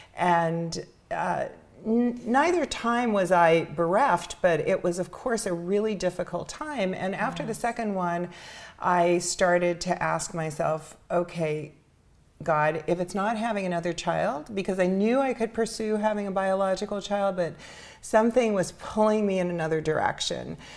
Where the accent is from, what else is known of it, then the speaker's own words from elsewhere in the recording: New York City, New York, United States; I grew up in Spanish Harlem